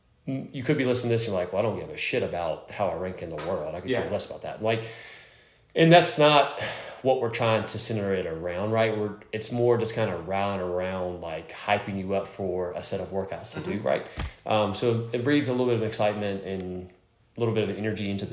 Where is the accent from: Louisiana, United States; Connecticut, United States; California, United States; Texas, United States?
Louisiana, United States; Lake Charles; we're from Lake Charles